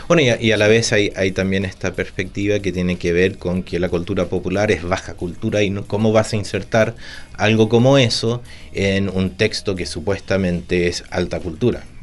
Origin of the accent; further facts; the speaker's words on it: Santiago, Santiago Metropolitan Region, Chile; also born or lived in Buenos Aires, Argentina; yo cuando era chico estaba acá en Santiago, y también después en Buenos Aires